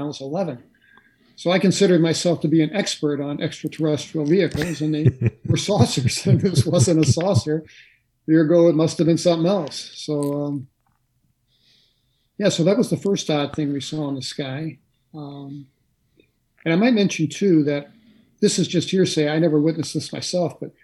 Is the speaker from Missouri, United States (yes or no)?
yes; St. Louis, Missouri, United States; I'm from St. Louis City